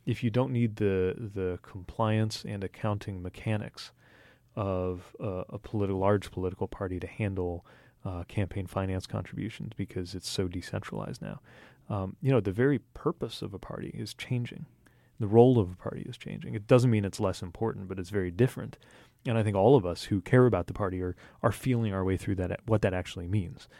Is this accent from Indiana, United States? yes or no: yes; Indiana, United States; people in my home state, i, uh, of Indiana